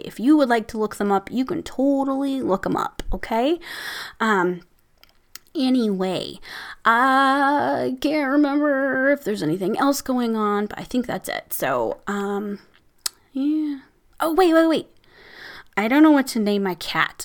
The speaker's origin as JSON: {"language": "English", "region": "Midwest", "country": "United States", "said": "I'm from the Midwest, so we say, \"Hey, hey, guys.\""}